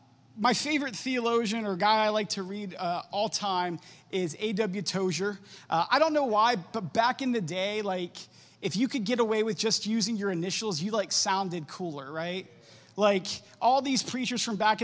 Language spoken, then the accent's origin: English; Warren, United States; moved away; also born or lived in Champion; I grew up in Warren and Champion. I actually graduated from Champion High School class of 2005